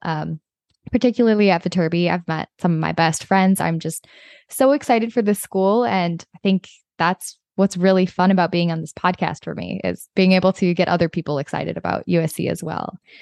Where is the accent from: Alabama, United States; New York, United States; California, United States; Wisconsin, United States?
Wisconsin, United States; Hudson; moved away as an adult; now in Los Angeles, United States; I am originally from Hudson, Wisconsin